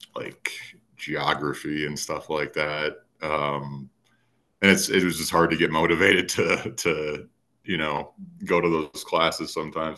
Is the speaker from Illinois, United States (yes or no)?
no; Minnesota, United States; moved away as an adult; now in Colorado, United States; I was born in a very rural part of Minnesota, and you guys might have picked up on the accent by now